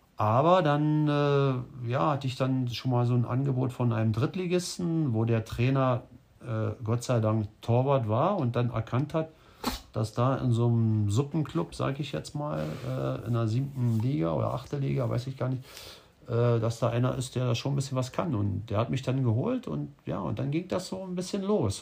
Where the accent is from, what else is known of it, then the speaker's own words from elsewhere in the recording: Berlin, Germany; moved away as an adult; also born or lived in Ruhr area / Cologne / Istanbul / Kazakhstan; now in Mallorca, Spain; Ich bin Berliner. Ich bin äh, in Berlin geboren und habe da auch lange Zeit äh, meine Zeit verbracht